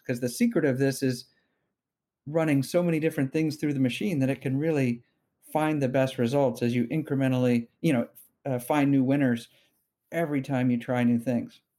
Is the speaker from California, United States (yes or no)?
yes; Bay Area, California, United States; I'm a, uh, you know, somewhat rare Bay Area native, born here and, and grew up here